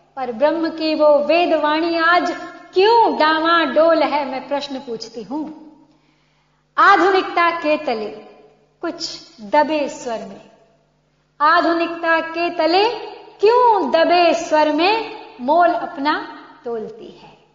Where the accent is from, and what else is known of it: India